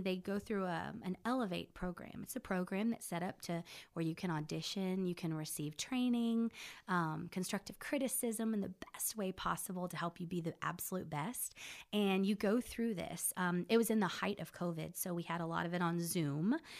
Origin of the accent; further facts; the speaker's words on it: Belton, Texas, United States; moved away as an adult; also born or lived in Corpus Christi, Texas / Nashville, Tennessee; now in Oklahoma, United States; I grew up in Belton, Texas